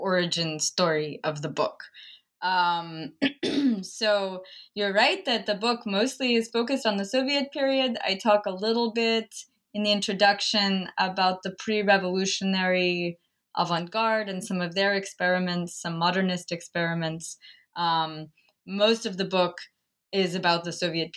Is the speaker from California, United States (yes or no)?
no; Chapel Hill, North Carolina, United States; I spent some time growing up in Chapel Hill.